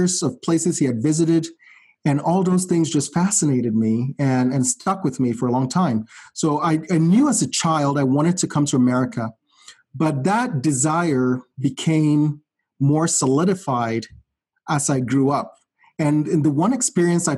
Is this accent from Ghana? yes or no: yes; Ghana; moved away as an adult; now in United States; my life in Ghana, I would say, for the most part, was privileged in the sense that I grew up in a very stable family